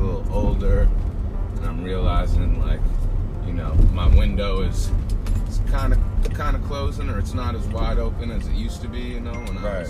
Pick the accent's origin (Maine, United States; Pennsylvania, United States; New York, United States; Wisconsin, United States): Maine, United States; Portland; moved away as an adult; now in Richmond, United States; Portland, Maine, yeah.